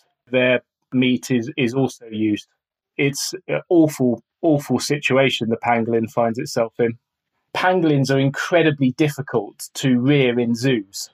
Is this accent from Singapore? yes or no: no; Outer Hebrides, Scotland, United Kingdom; moved away; I spent a lot of time growing up in the Outer Hebrides